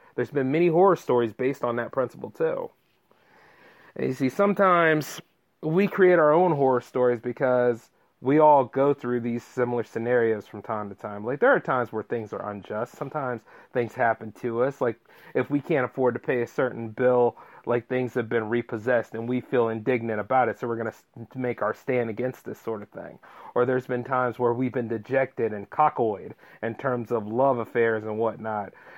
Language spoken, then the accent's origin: English; Delaware, United States; my home state of Delaware